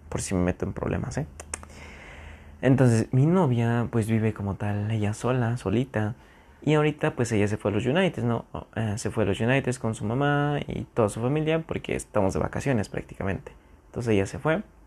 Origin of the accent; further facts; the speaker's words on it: near San Juan del Río, Querétaro, Mexico; moved away as an adult; cerca de donde yo vivo, de donde yo soy originario, hay como una mini ciudad, mini ciudad, se llama San Juan del Río